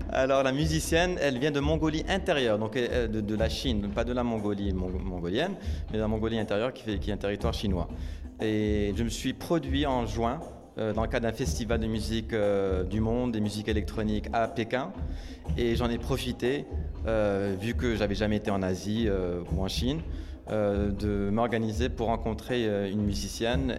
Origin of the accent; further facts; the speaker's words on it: Morocco; moved away; j'ai grandi au Maroc